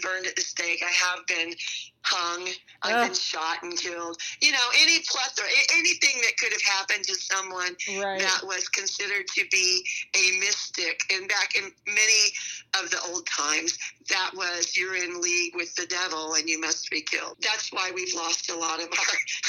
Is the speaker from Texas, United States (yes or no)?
yes; Texas, United States; also born or lived in San Francisco area, California; now in Arizona, United States; growing up in Texas